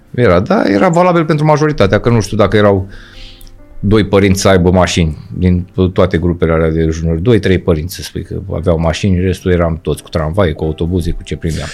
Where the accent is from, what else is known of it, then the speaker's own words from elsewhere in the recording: Moldavia, Romania; moved away; am fost născut în Moldova, la un oraș